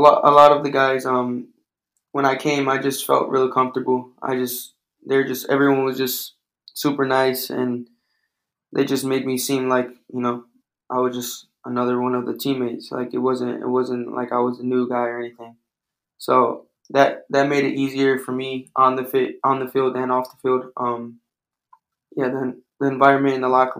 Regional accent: Detroit, Michigan, United States; I was some kid from Detroit that played at junior college

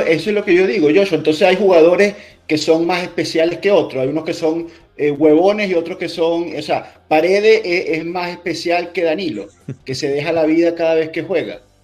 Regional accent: Venezuela; yo soy venezolano

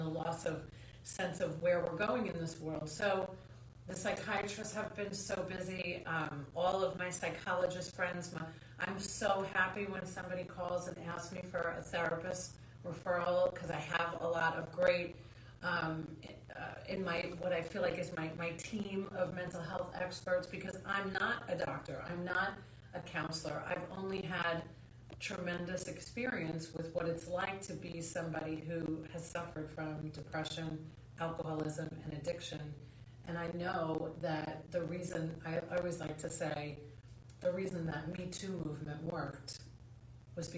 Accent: Long Island, New York, United States; I grew up in Long Island, New York.

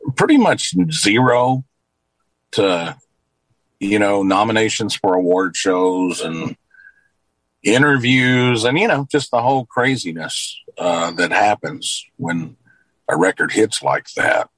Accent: Luverne, Alabama, United States; moved away as an adult; also born or lived in Nashville, Tennessee; I worked through high school at a radio station here in my hometown of Luverne.

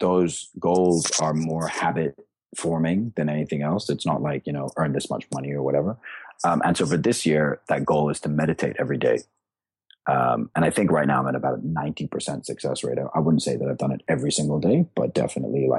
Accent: Singapore; also born or lived in India; I grew up in Singapore after living kind of around the world, and I came back here.

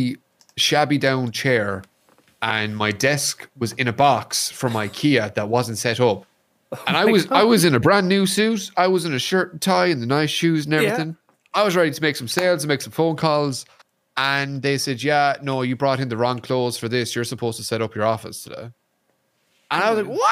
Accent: Ireland; also born or lived in Kentucky, United States; I'm Irish

